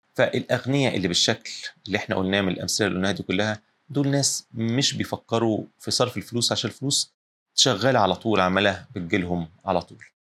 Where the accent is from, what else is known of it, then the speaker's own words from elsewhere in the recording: Egypt; عندنا في الساحل الشمالي